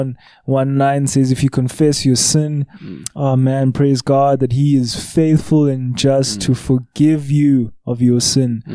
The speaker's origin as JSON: {"language": "English", "town": "Johannesburg", "region": "Gauteng", "country": "South Africa", "tie": "born or raised there", "said": "I grew up in Hillbro"}